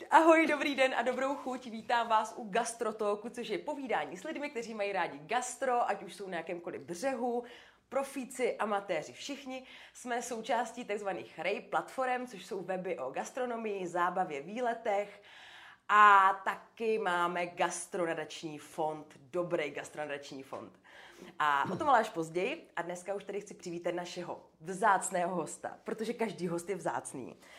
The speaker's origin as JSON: {"language": "Czech", "region": "Moravia", "country": "Czechia", "tie": "born or raised there", "said": "jsem z Moravy."}